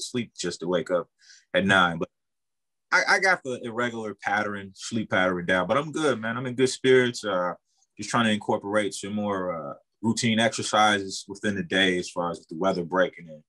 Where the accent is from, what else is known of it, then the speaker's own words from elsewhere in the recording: Milwaukee, Wisconsin, United States; born and raised in Milwaukee, Northwest Side.